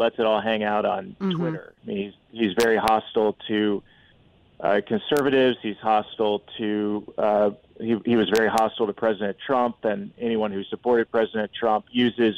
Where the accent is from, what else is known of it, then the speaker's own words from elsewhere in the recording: Columbia City, Indiana, United States; I grew up in Columbia City in a trailer park